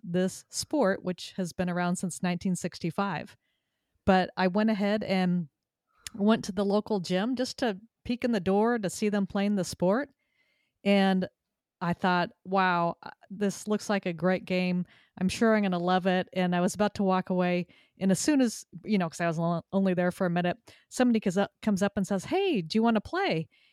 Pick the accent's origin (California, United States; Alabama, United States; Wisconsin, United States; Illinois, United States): California, United States; Southern; also born or lived in Texas; now in Connecticut, United States; I moved to Connecticut from Texas after living there for twenty-five years and growing up in Southern California.